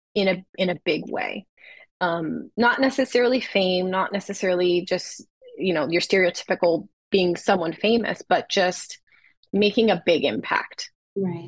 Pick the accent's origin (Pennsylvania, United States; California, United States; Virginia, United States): California, United States; Los Angeles; my hometown